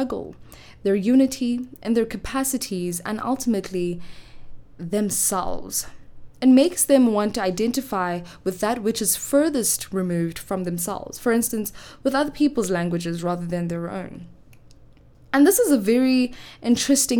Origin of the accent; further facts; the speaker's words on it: Johannesburg, Gauteng, South Africa; I come from the West Side of Johannesburg, born and bred